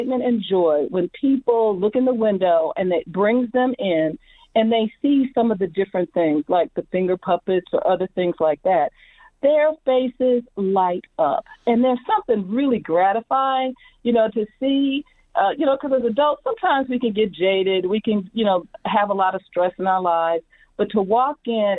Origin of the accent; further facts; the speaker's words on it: Midwest, United States; When you're from the Midwest, going into New York is a big shock to your system